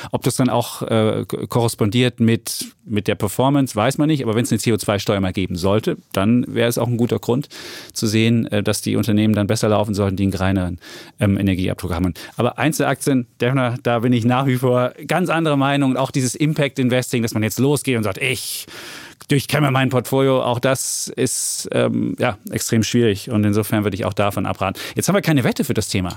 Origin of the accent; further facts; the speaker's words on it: East Germany, Germany; ich komme aus Ostdeutschland